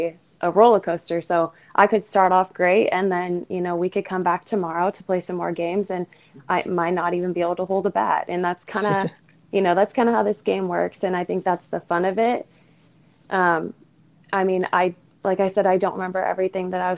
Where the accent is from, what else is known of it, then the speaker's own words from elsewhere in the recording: Southern California, United States; I grew up in SoCal